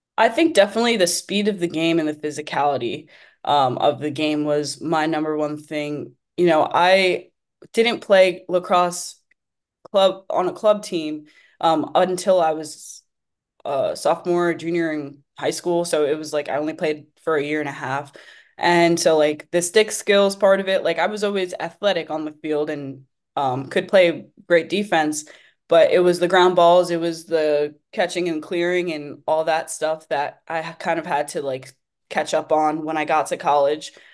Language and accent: English; Wheatley Heights, New York, United States; originally I'm from Wheatley Heights. I attended Half Olive Hills West High School in Dix Hills, um, which is the next town over